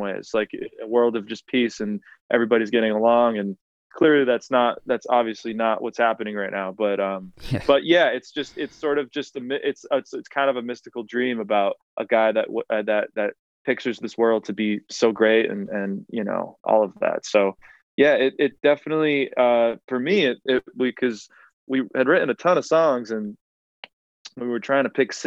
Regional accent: New Bedford, Massachusetts, United States; my hometown of New Bedford, Massachusetts

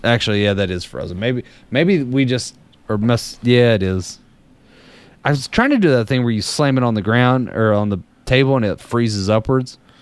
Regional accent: Danville, Kentucky, United States; I'm from Danville, which is in the middle of uh, Boyle County in the middle of uh, Kentucky

